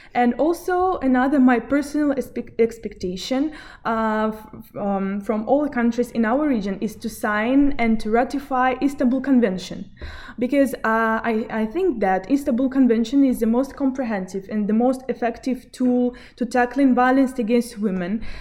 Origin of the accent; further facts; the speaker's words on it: Belarus; Originally, I'm from Belarus.